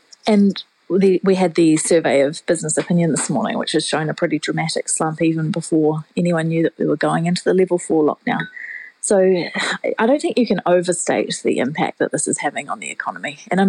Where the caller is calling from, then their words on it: Whangarei, Northland, New Zealand; I'm calling from Whangarei because I actually always work from home.